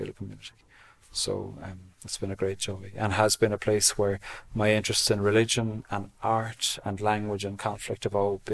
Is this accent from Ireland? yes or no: yes; Cork, Munster, Ireland; moved away as an adult; also born or lived in Switzerland / Australia / Dublin; now in Belfast, United Kingdom; I'm from Cork in the very south coast of Ireland. I live in Belfast now.